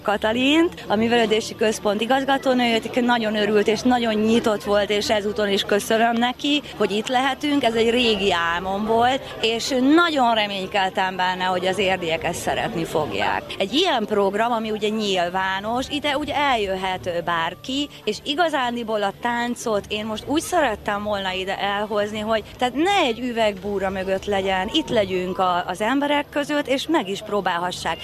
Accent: Érd, Pest, Hungary; én érdi vagyok

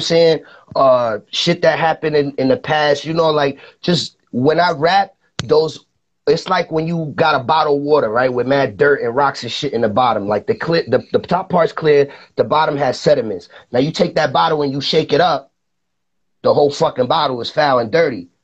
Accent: New York City, New York, United States; also born or lived in Rockland County, New York; I was born in the Bronx

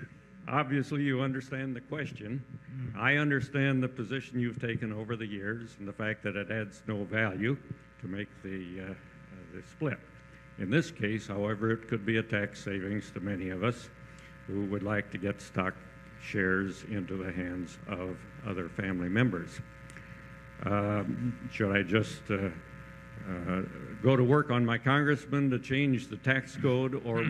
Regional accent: Rockford, Illinois, United States; from Rockford, Illinois.

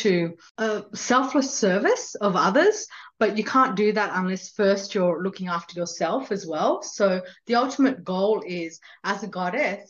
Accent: India; I was born in India and I've grown up as a Hindu.

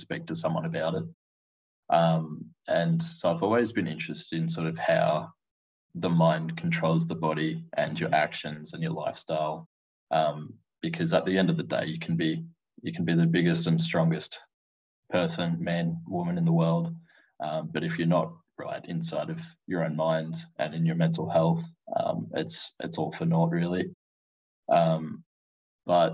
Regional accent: Wagga Wagga, New South Wales, Australia; moved away as an adult; now in Melbourne, Australia; I was born in Wagga in New South Wales, so a bit of a smaller rural country town, population of roughly about 80,000. That's probably on the maximum side of things. So I sort of grew up there

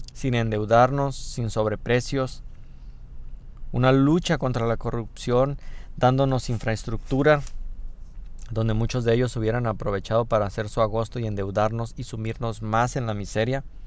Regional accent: Mexico

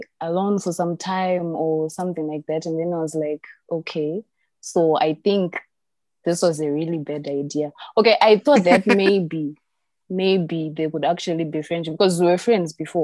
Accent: Gweru, Midlands, Zimbabwe; I'm from Gweru

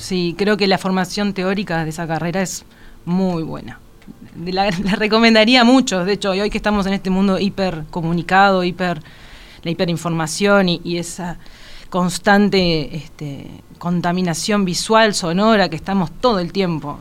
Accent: Montevideo, Uruguay; also born or lived in Caracas, Venezuela / Paraguay; nací allá y no acá pero me crié acá, mi crianza es 100% uruguaya

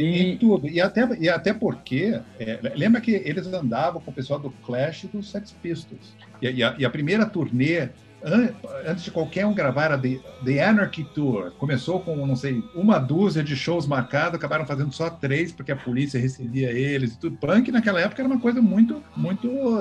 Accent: Brasília, Federal District, Brazil; also born or lived in Curitiba; Minha, minha adolescência toda foi em Brasília, apesar de ninguém da minha geração ter nascido em Brasília, né? Então a gente veio de Curitiba

